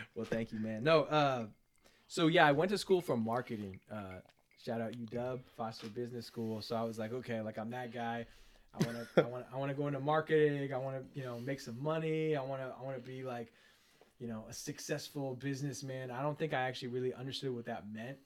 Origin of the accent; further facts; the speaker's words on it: Seattle, Washington, United States; I grew up around here, Seattle